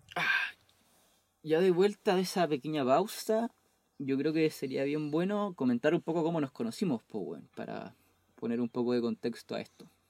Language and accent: Spanish; Temuco, Araucanía, Chile; also born or lived in Chicureo; yo soy de Temuco y vivo actualmente en Temuco